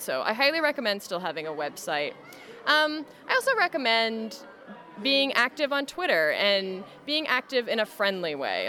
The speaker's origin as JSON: {"language": "English", "country": "Canada", "said": "as a Canadian"}